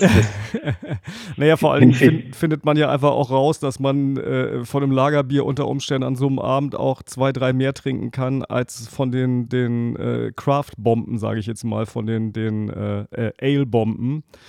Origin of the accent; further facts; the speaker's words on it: Northern Germany, Germany; bei uns in Norddeutschland